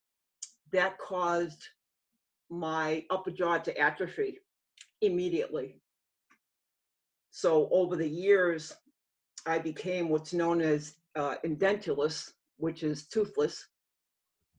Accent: Massachusetts, United States; I grew up in the state of Massachusetts.

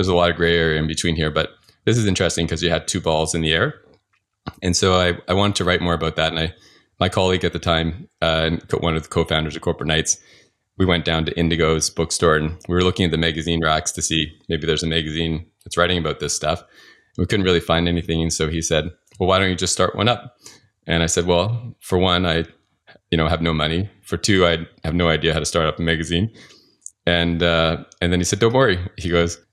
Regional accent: Calgary, Alberta, Canada; moved away; I went back to Calgary. I tried to find a job. I'm from Calgary originally

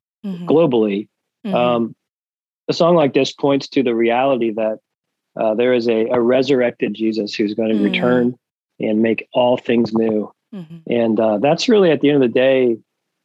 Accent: Tennessee, United States; I'm from Tennessee here

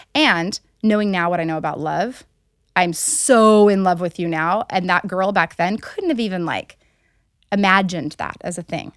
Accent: Alpine, Utah, United States; also born or lived in Colorado / Buckhead / San Diego; I grew up in Alpine, Utah

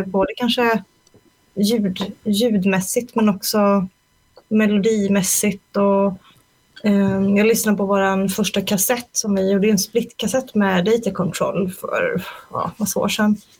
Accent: Småland, Sweden; moved away as an adult; now in Stockholm, Sweden; jag är från Småland från början, så flyttade jag till Stockholm 2002

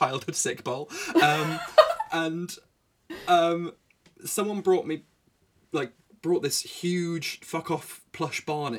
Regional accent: Yorkshire and the Humber, United Kingdom; born there; I was born in Yorkshire.

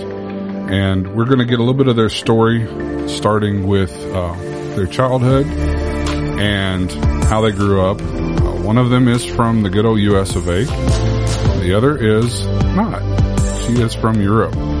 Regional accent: Bible Belt, the South, United States; I was born and raised in the Bible Belt

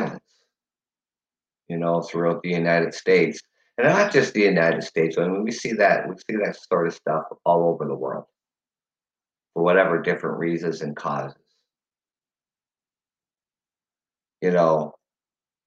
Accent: Canada; as a Canadian

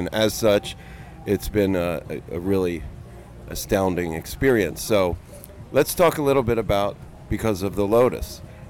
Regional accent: Philadelphia area, New Jersey, United States; moved away; I'm not from California. I'm originally from South Jersey, Philadelphia area.

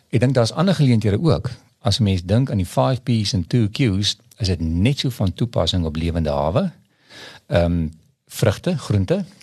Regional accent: Paarl, Western Cape, South Africa; ek kom van die Parel af en daar's 'n daar's 'n area wat hulle noem die Waarmakers Vallei

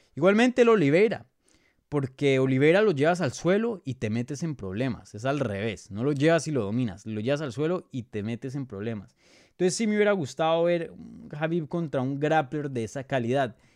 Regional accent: Bogotá, Colombia; Colombiano. Soy de Bogotá, Colombia.

